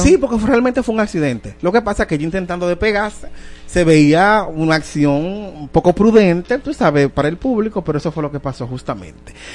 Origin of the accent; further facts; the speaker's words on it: Dominican Republic; nosotros, de verdad, como dominicanos